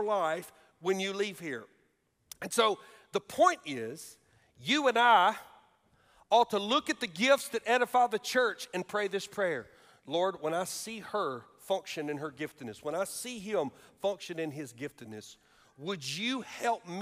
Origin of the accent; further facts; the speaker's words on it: United States; I said, "I'm from America."